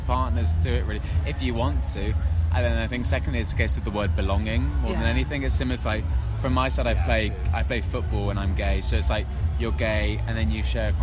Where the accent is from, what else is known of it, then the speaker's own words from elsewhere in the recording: London, United Kingdom; I'm from London